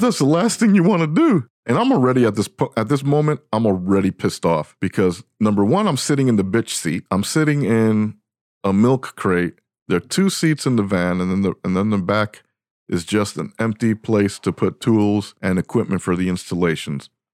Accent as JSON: {"language": "English", "region": "New York", "country": "United States", "tie": "born or raised there", "said": "I was born and raised in New York"}